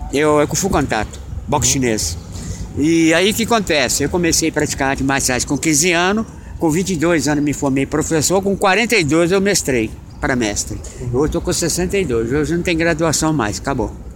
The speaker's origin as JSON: {"language": "Portuguese", "town": "Itaquaquecetuba", "region": "São Paulo", "country": "Brazil", "tie": "born or raised there", "moved": "yes", "lives_now": "Belo Horizonte, Brazil", "said": "Itaquaquecetuba, que é minha terra natal"}